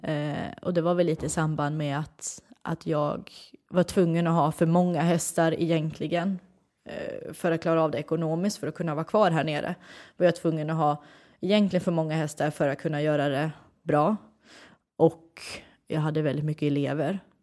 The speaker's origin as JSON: {"language": "Swedish", "country": "Sweden", "moved": "as an adult", "lives_now": "Netherlands", "said": "jag som är en svensk tjej som har flyttat utomlands"}